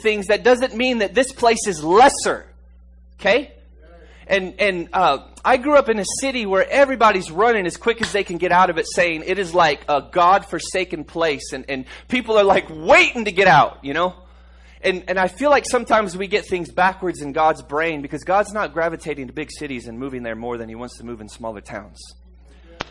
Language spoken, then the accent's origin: English; Harlingen, Texas, United States; also born or lived in Tulsa, Oklahoma; our home state where we grew up, Harlingen, Texas